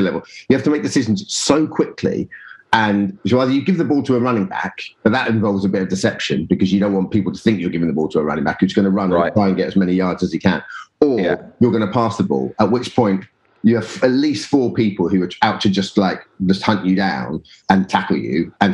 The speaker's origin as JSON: {"language": "English", "town": "Colchester", "region": "East of England", "country": "United Kingdom", "tie": "born or raised there", "said": "I grew up in Colchester, which is about 60 miles northeast of London"}